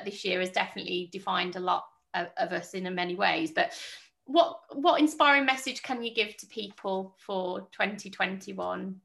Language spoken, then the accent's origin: English; Birmingham, West Midlands, United Kingdom; now in Welland Valley, United Kingdom; I'm I'm a Brummie lass